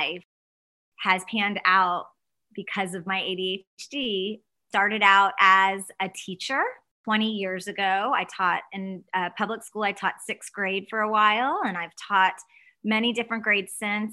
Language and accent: English; Dallas, Texas, United States; I am from Dallas. I live in Dallas, Texas